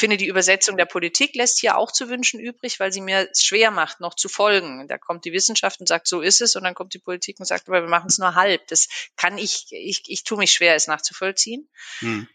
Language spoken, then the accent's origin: German; Black Forest, Baden-Württemberg, Germany; moved away as an adult; also born or lived in Freiburg; now in Berlin, Germany; Und bin eigentlich gebürtige Schwarzwälderin.